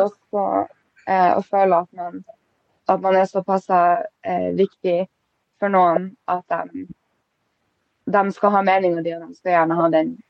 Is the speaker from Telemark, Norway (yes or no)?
no; Båtsfjord, Finnmark, Norway; also born or lived in Honningsvåg; now in Alta, Norway; jeg er fra Båtsfjord, egentlig